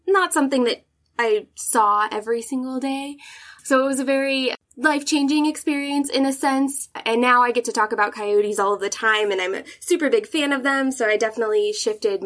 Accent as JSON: {"language": "English", "town": "Reno", "region": "Nevada", "country": "United States", "tie": "born or raised there", "said": "I spent most of my childhood in Reno, Nevada. We moved here when I was about 7, so the majority of my life has been spent here"}